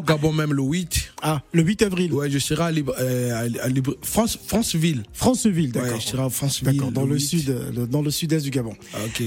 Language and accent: French; Brazzaville, Republic of the Congo; je suis l'enfant du Talangai.